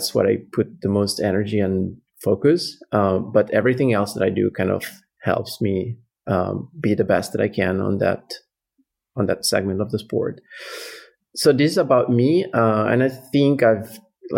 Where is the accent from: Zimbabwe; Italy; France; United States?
Italy; also born or lived in Lake Como, Italy; I'm from Italy and I live on the south side of the Italian Alps near Como Lake